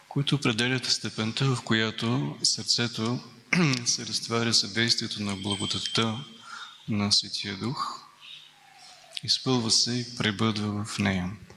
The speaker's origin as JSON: {"language": "Bulgarian", "country": "Bulgaria", "said": "сме българи"}